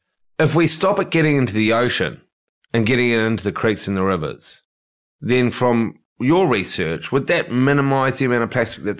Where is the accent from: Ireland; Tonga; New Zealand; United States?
New Zealand; the burn time in New Zealand for me growing up